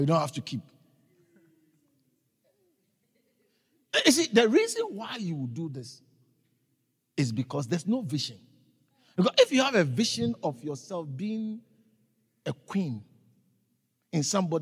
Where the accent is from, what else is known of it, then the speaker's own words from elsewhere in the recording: Ghana; moved away as an adult; now in South Africa; I was raised in Ghana. And I lived there for a long time until 1997